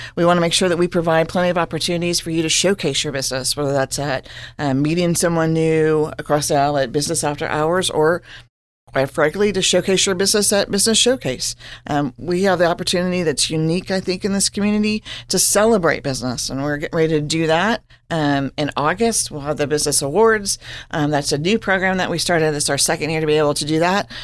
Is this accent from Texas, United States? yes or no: no; Hutchinson, Kansas, United States; now in Manhattan, United States; I am from Hutchinson, Kansas